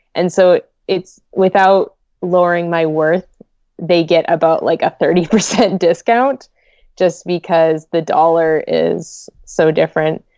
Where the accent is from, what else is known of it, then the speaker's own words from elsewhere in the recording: Vancouver, British Columbia, Canada; I was born here and raised in, like, Greater Vancouver